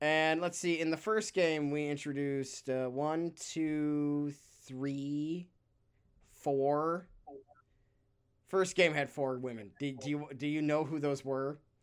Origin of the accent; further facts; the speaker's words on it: San Francisco, California, United States; in my hometown of San Francisco, shout out to the city by the bay